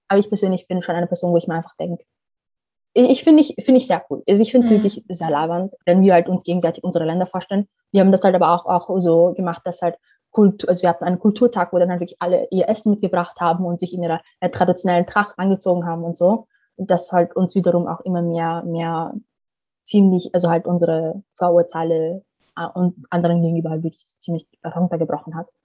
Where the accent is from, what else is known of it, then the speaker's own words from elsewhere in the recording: Somalia; ich komme aus Somalien und da dementsprechend habe ich schon einen ganz anderen Zugang zu Klima per se.